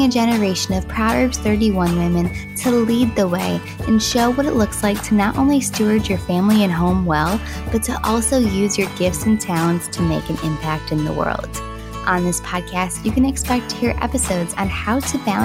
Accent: Western New York, United States; growing up in Western New York

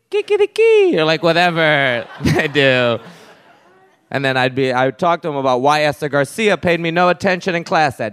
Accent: Puerto Rico; growing up in Puerto Rico

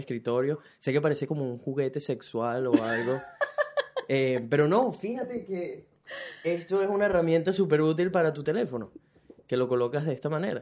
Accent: Venezuela; now in Brisbane, Australia; soy un latino que vive en Brisbane, Australia, específicamente venezolano

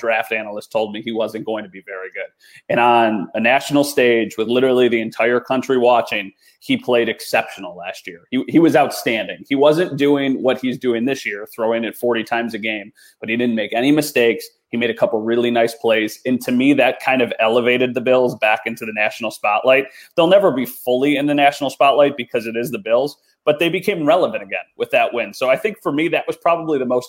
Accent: Buffalo, New York, United States; somebody who's from Buffalo, born and raised in Western New York

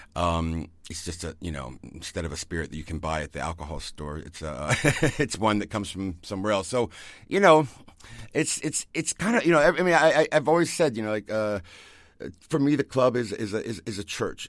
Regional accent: Virginia, United States; moved away as an adult; also born or lived in Ibiza, Spain; now in Germany; I grew up in Virginia, um, in the southern part of the United States

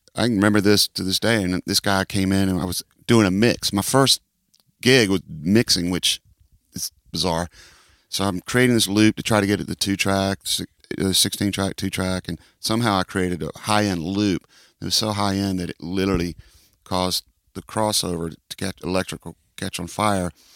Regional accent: Atlanta, Georgia, United States; also born or lived in Rome, Georgia / Texas; Grew up in Atlanta

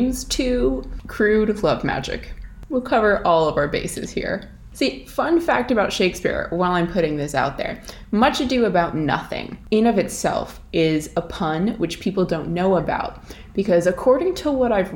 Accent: Alaska, United States; moved away as an adult; now in Ireland; I'm obviously not Irish. I'm originally from Alaska

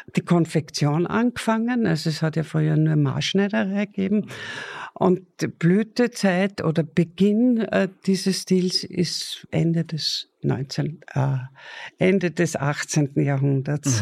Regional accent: Attersee, Upper Austria, Austria; Also 42 geboren, fast im See

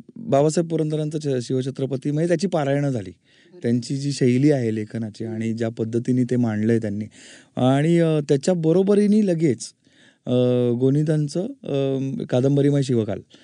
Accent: Pune, Maharashtra, India; also born or lived in Ratnagiri; माझं मूळ रत्नागिरी पण आईनी खूप शहाणपणा करून मला पुण्यामध्ये शिकायला ठेवलं होतं

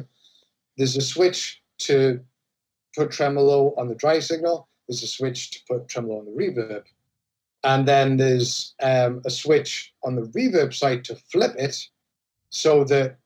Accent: Newcastle upon Tyne, North East England, United Kingdom; accent: Geordie; moved away as an adult; also born or lived in China / Japan; now in Philadelphia, United States; Newcastle, which is my hometown

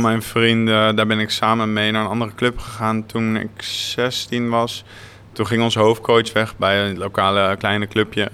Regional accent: Naarden, North Holland, Netherlands; Ik ben ja inderdaad geboren en getogen in Naarden

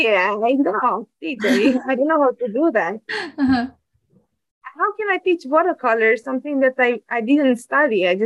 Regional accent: Bucharest, Romania; English is a second language; moved away as an adult; now in Netherlands; I was born in Bucharest in Romania. And I lived there until I finished university

